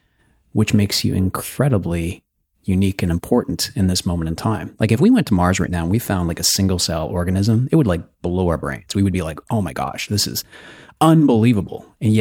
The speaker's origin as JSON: {"language": "English", "town": "Red Deer", "region": "Alberta", "country": "Canada", "tie": "born or raised there", "said": "I grew up in Alberta."}